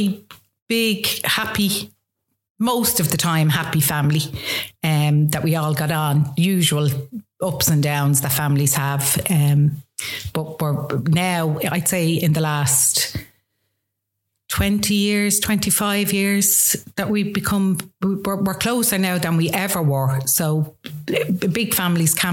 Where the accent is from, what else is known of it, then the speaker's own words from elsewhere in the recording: Dublin, Leinster, Ireland; also born or lived in Coolock, Dublin; I grew up in town, Dublin 1, went to school in town